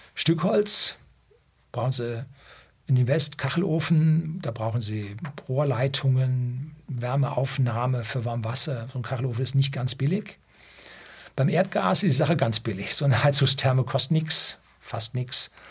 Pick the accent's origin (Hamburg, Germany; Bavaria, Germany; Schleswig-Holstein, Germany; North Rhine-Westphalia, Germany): Bavaria, Germany; Upper; bei uns in Oberbayern